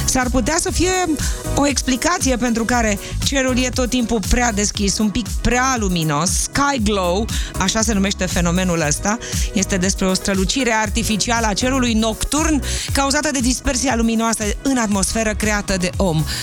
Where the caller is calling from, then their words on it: Constanța, Constanța County, Romania; din Constanța.